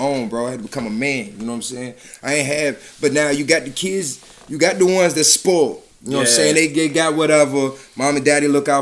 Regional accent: Emporia, Virginia, United States; also born or lived in Petersburg, Virginia; I'm from Emporia, Virginia.

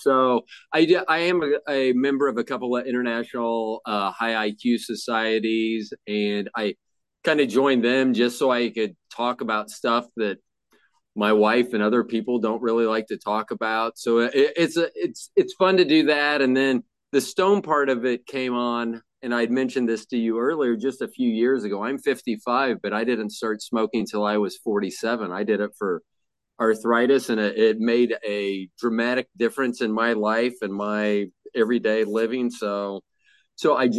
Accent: Kansas City, Missouri, United States; also born or lived in Tampa, Florida; we moved to Kansas City from Florida in 1969

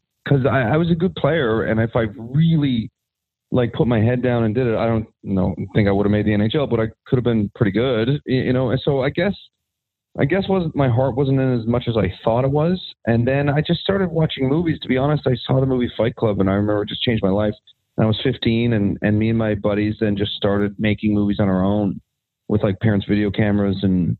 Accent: Newfoundland and Labrador, Canada; Well, hockey in Newfoundland, I think it's like hockey in most places in Canada. It's like a birthright. Like that's just what you do. I started playing hockey when I was 7

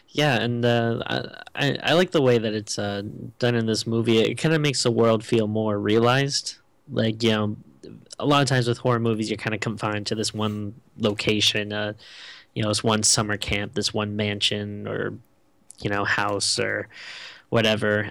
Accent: Rhode Island, United States; I'm from Rhode Island

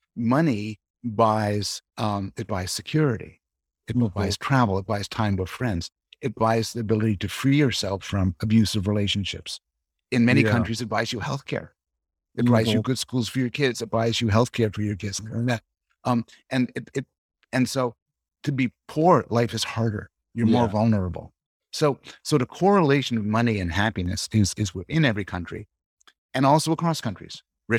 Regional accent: Canada; Yeah, well, I'm living in Toronto now. I'm from Canada originally.

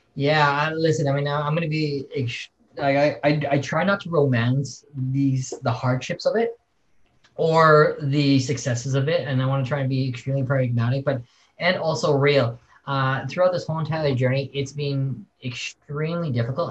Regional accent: Saskatoon, Saskatchewan, Canada; I'm Canadian and, and, and, and very proud of it. I was born in probably the coldest place on earth is Saskatoon, Saskatchewan.

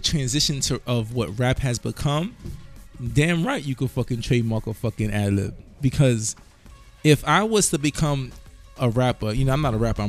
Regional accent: New York City, New York, United States; moved away as an adult; now in Baltimore, United States; But as a New Yorker, not living in New York anymore, I live in Baltimore now.

